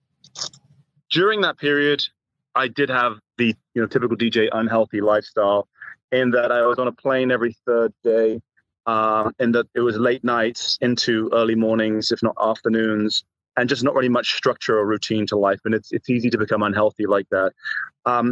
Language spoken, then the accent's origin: English; England, United Kingdom; I'm English born and raised